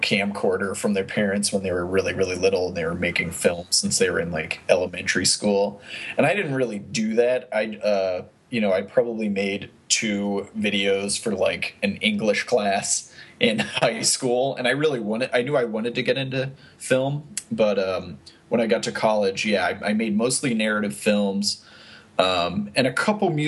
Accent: Hollidaysburg, Pennsylvania, United States; moved away as an adult; also born or lived in Harrisburg, Pennsylvania / Philadelphia, Pennsylvania; now in Los Angeles, United States; I'm from Pennsylvania, central Pennsylvania, a little town called Hollidaysburg, Pennsylvania, near Penn State

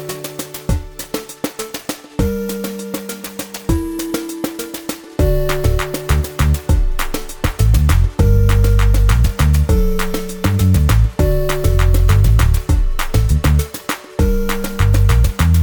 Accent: Mississauga, Ontario, Canada; near my hometown of Mississauga, Canada

